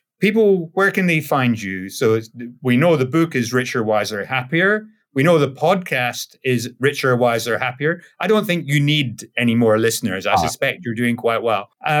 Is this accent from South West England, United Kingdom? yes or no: no; Scotland, United Kingdom; I'm Scottish.